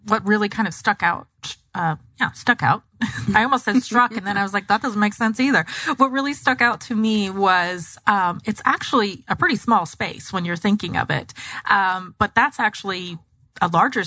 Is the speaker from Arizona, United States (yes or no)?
yes; Gilbert, Arizona, United States; also born or lived in Mesa, Arizona / Phoenix, Arizona; now in Tempe, United States; I grew up in Gilbert and East Mesa